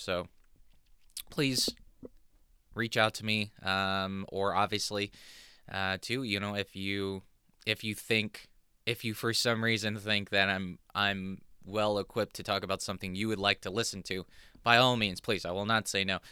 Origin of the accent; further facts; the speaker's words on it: Southern California, United States; now in New Jersey, United States; I was born in Southern California